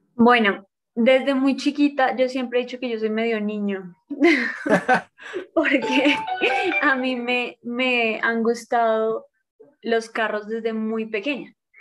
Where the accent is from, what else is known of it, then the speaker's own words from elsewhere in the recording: Colombia; soy de Colombia, tengo 31 años